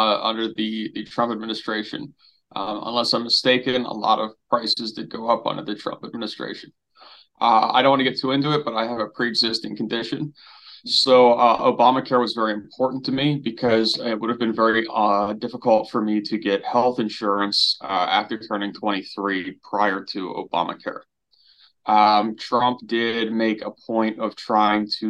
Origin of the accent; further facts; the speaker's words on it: Maryland, United States; I'm from Maryland in the US